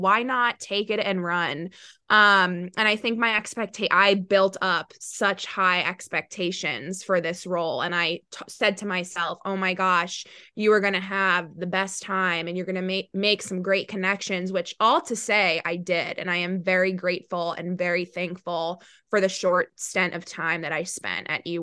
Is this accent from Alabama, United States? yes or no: no; New York, United States; also born or lived in Charlotte, North Carolina / Clemson, South Carolina; I am from New York